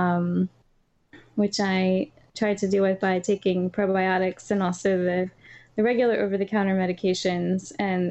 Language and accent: English; North Carolina, United States; moved away as an adult; now in Philadelphia, United States; We are both from North Carolina. Now we live in Philadelphia